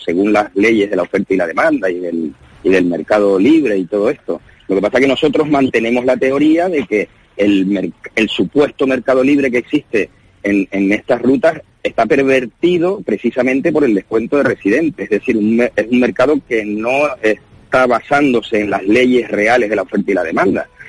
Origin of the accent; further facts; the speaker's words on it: Canary Islands, Spain; also born or lived in mainland Spain; now in Madrid, Spain; los canarios que vivimos en la península